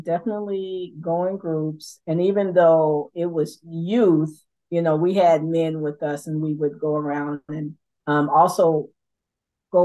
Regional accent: Los Angeles, California, United States; I am from South Central LA, so I'm from the hood

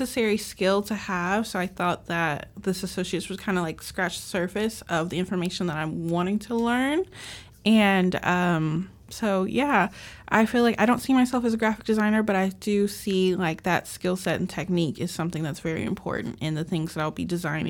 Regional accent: Tyler, Texas, United States; moved away as an adult; also born or lived in San Antonio, Texas; I'm from Tyler, but I live in San Antonio temporarily.

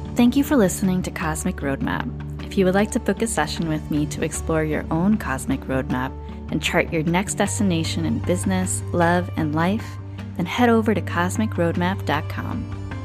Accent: New Jersey, United States; moved away as an adult; now in Bali, Indonesia; I left New Jersey. We're both from the East Coast

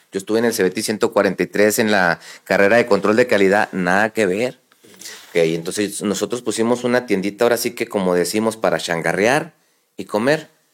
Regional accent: La Perla, Chihuahua, Mexico; also born or lived in Camargo, Chihuahua / United States / Ciudad Juárez, Chihuahua; Yo soy originario de La Perla, Chihuahua, un mineral a una hora de aquí de, de Camargo

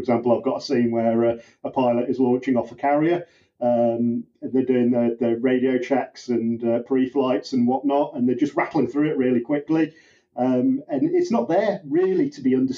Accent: United Kingdom; I'm the British cop

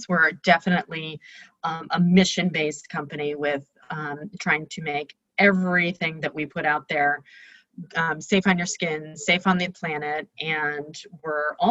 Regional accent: New York, United States; now in San Rafael, United States; I'm originally from New York, but have been in California for a long time.

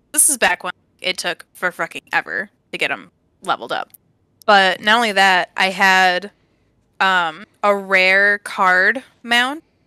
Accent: Evergreen Park, Illinois, United States; also born or lived in California; now in Upper Peninsula of Michigan, United States; I'm really from Chicago, I was born in Evergreen Park

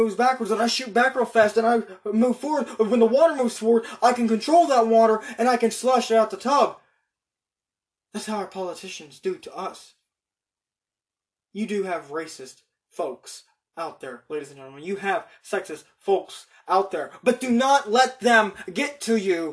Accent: United States; just as American as I am

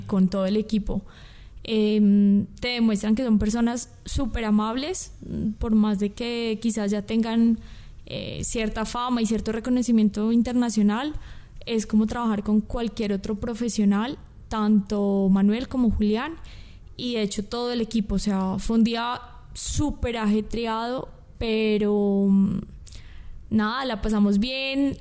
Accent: Colombia; now in Guatemala; yo soy colombiana

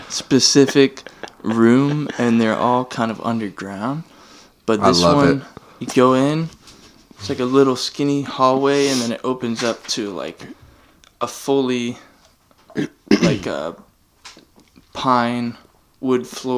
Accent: Oak Island, North Carolina, United States; I grew up in Winnebago and Oak Island.

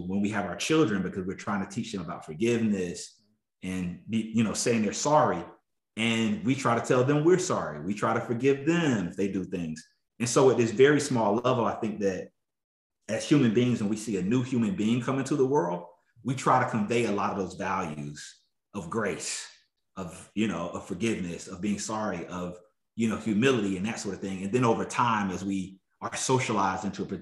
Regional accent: South Carolina, United States; I grew up in South Carolina

